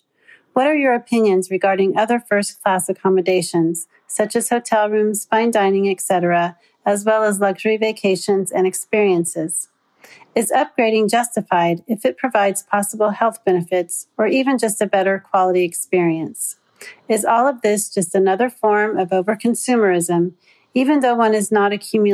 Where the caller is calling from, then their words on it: Wichita, Kansas, United States; I'm a patron from Wichita, Kansas.